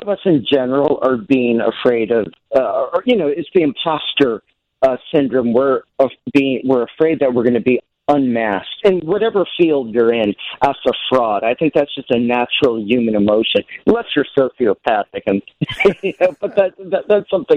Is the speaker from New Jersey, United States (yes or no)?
yes; New Jersey, United States; I grew up in New Jersey